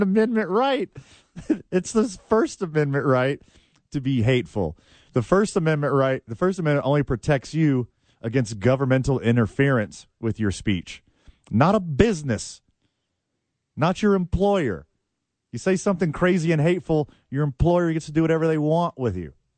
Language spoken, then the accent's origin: English; the South, United States; I'm from the South. We say parading.